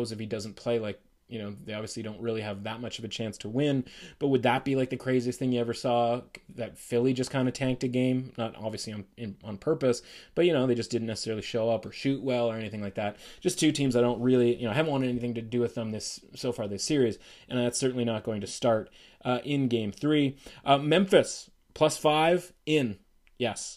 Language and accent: English; Canada; we're Canadian